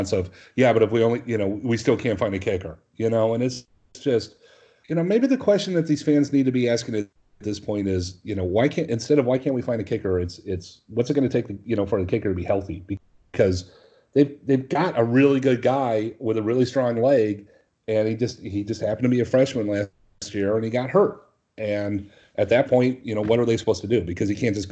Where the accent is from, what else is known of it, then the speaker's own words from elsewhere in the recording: Minnesota, United States; moved away; I'm originally from Minnesota